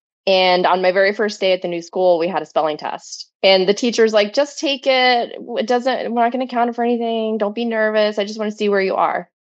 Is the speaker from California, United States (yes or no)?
no; Florida, United States; accent: Florida redneck; I was born and raised in Florida. And my mom is originally from Tennessee. My dad is originally from South Carolina. So I have very two distinct Southern